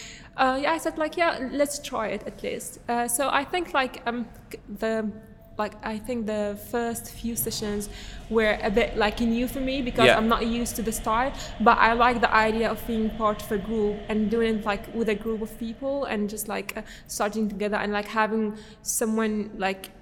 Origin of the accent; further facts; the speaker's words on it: Damascus, Rif Dimashq, Syria; English is a second language; moved away as an adult; also born or lived in London, United Kingdom; now in Harrow, United Kingdom; I was born and raised in Syria